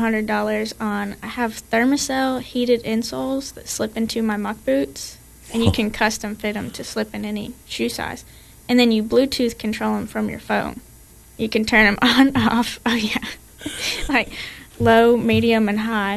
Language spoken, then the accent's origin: English; Ohio, United States; now in Tennessee, United States; I'm originally from Ohio